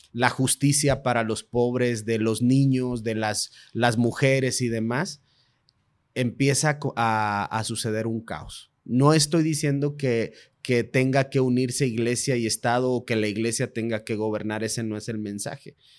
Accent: Mexico; Como mexicanos

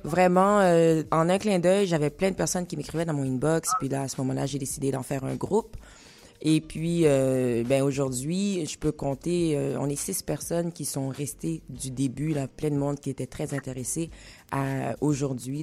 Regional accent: Haiti; chez nous, en Haïti

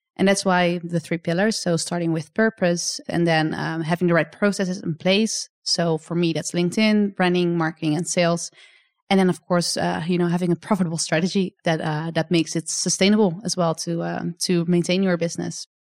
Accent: Netherlands; come to my home country as well to show you, uh, a bit more about where I'm from

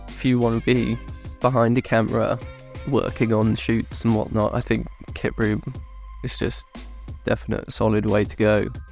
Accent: Swindon, South West England, United Kingdom; moved away as an adult; now in London, United Kingdom; I'm from Wiltshire, uh, yeah. sort of west West England

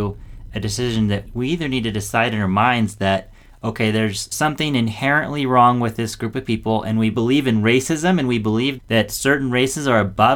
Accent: Southwest Washington State, United States; also born or lived in Southern California; I was born in Southern California, where it was a lot of diversity. But then when I was 7, we moved to Washington State, Southwest Washington State

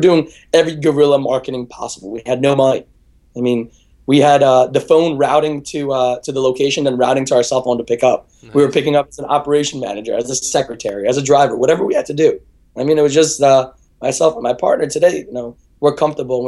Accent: Brooklyn, New York, United States; I grew up in Brooklyn, New York

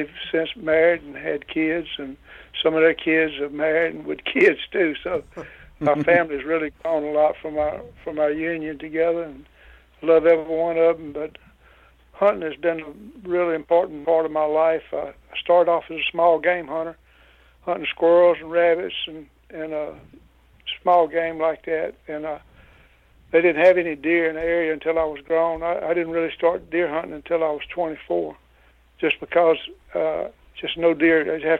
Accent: Louisiana, United States; I was born and raised in Louisiana, lived here all my life

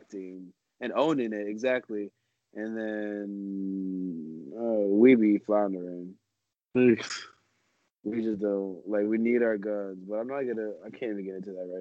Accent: United States

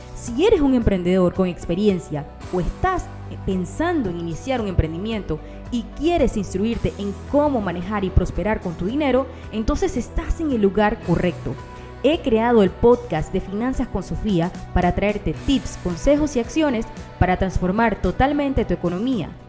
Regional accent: Panama; moved away as an adult; now in Dubai, United Arab Emirates; soy panameña, pero vivo en Dubái hace ya casi dos años.

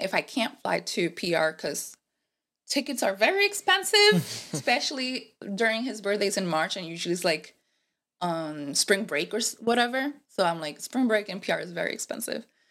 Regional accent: Puerto Rico; first language Spanish; English is a second language; moved away as an adult; also born or lived in Rhode Island, United States; now in United States; I am from P R. I moved recently, well, not recently, it's gonna be five years

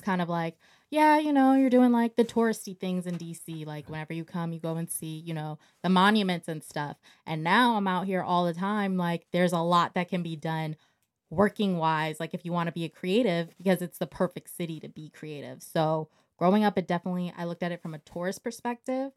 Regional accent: Montgomery County, Maryland, United States; I'm from Montgomery County, Maryland

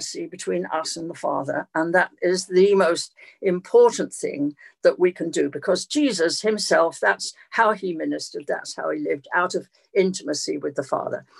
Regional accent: London, United Kingdom; moved away as an adult; now in East Anglia, United Kingdom; I was born in London in 1944 in an air raid

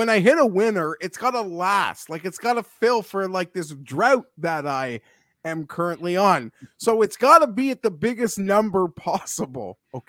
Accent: Toronto, Ontario, Canada; Filmed in my hometown.

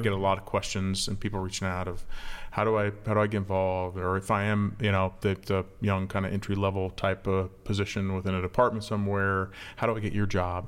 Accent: Manhattan, Kansas, United States; moved away as an adult; also born or lived in Florida / Texas; now in Memphis, United States; I grew up in Manhattan, Kansas, where K-State is

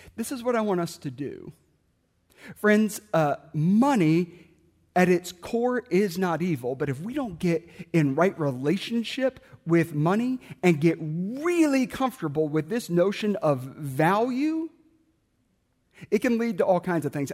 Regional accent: South Carolina, United States; I grew up in South Carolina

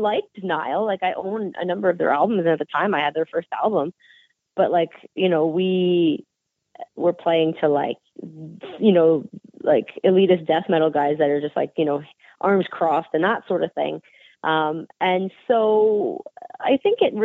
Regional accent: Canada; We come from Canada

